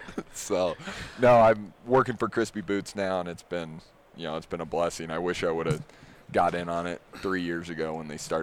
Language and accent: English; Iowa, United States; I'm from